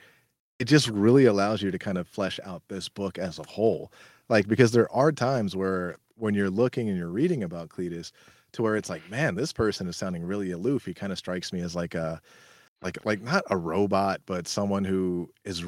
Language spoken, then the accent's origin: English; California, United States; I'm from California